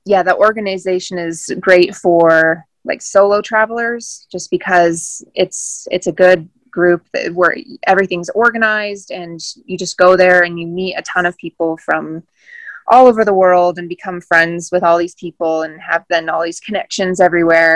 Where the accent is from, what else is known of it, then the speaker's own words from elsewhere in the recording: Colorado, United States; growing up in Colorado, I think I went to the ocean like once growing up